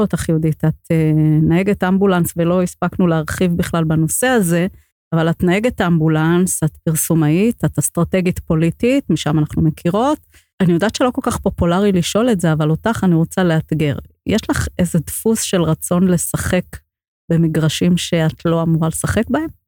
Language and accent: Hebrew; Safed, Northern District, Israel; אני גדלתי ב- בעולם מאוד חרדי, בקריה חרדית בצפת